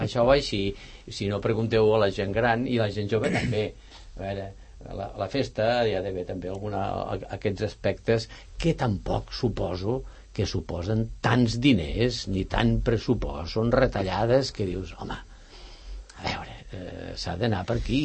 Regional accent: Ponts, Catalonia, Spain; now in Sant Cugat, Spain; el meu poble a Pons

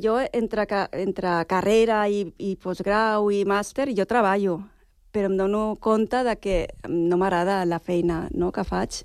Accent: Sitges, Catalonia, Spain; moved away as an adult; also born or lived in Barcelona; now in Sant Cugat, Spain; jo vaig néixer a Barcelona, tot i que he viscut tota la vida a Sitges.

